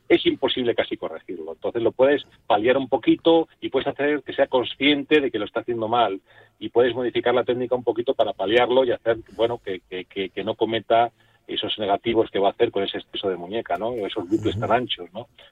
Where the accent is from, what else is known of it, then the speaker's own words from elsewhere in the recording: Rionegro del Puente, Castile and León, Spain; yo me crié en Río Negro, Cejas